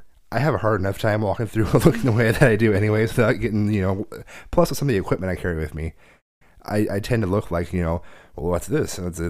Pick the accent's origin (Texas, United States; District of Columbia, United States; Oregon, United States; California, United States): Oregon, United States; Portland; I'm from Portland.